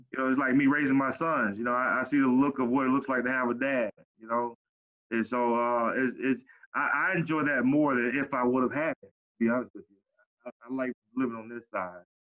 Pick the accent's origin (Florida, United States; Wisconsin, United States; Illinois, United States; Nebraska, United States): Florida, United States; Pompano Beach; growing up in Cayenne City, Pompano.